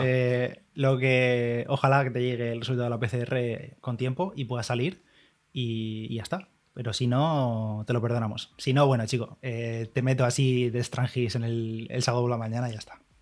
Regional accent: Bigastro, Valencian Community, Spain; mi pueblo en Bigastro

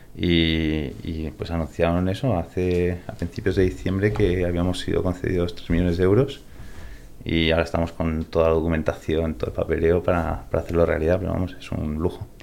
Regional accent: Spain; accent: Spanish; also born or lived in California, United States; me crié aquí en España desde los ocho años.

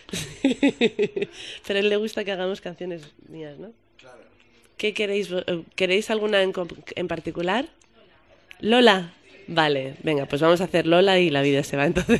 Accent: Madrid, Community of Madrid, Spain; yo soy madrileña

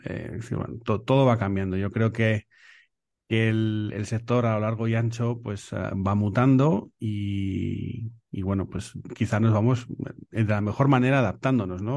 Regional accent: Béjar, Castile and León, Spain; also born or lived in Salamanca; now in Madrid, Spain; yo soy de Salamanca, de, de Bejar, provincia de Salamanca, eh, que me crié en Salamanca

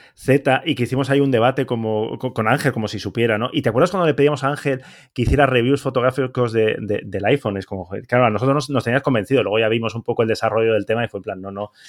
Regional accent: Basque Country, Spain; now in Barcelona, Spain; yo como soy vasco

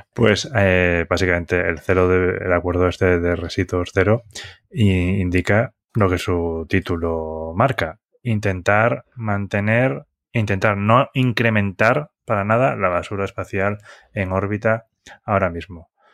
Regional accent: Galicia, Spain; de mi tierra, es una empresa gallega

